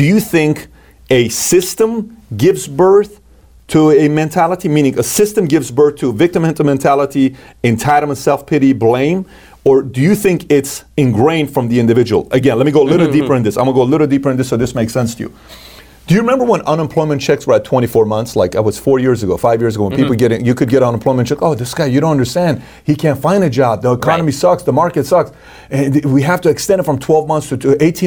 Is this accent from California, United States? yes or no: yes; Glendale, California, United States; I grew up in Glendale